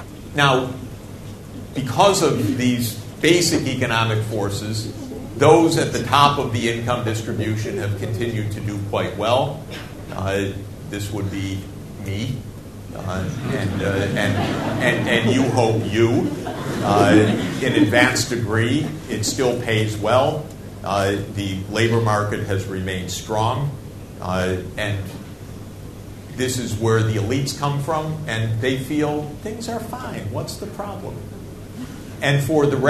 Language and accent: English; Snow Belt, United States; I'm from the Snow Belt